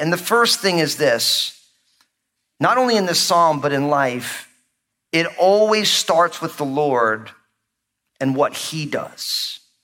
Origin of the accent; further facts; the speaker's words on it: New Jersey, United States; now I grew up in New Jersey, but my whole family is from New York